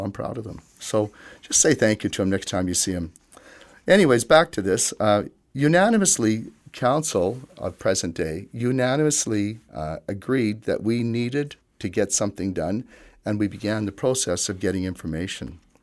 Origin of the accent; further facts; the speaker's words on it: Yorkton, Saskatchewan, Canada; I was born in Yorkton along with my siblings. I was raised here and received all my education here as well.